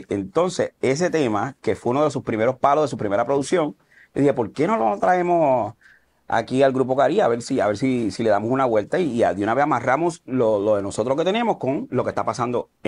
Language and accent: Spanish; United States; Yo me crié mucho en Estados Unidos, de allá me trajeron esta gente.